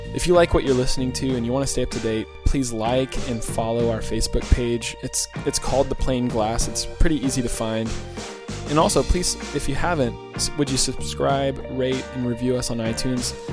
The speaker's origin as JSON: {"language": "English", "region": "Georgia", "country": "United States", "tie": "born or raised there", "moved": "yes", "said": "I grew up in Georgia"}